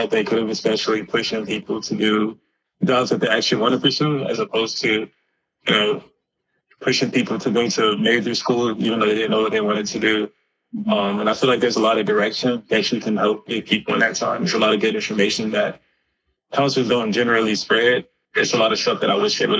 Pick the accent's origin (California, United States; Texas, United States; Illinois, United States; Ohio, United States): California, United States; Los Angeles; also born or lived in Missouri; I was actually born in Watts. So the Los Angeles area